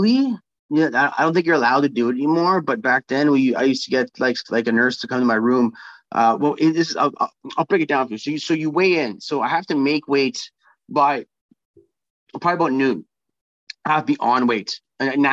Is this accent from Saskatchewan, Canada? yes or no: no; Winnipeg, Manitoba, Canada; I'm going to be the first Winnipegger to fight in Winnipeg for UFC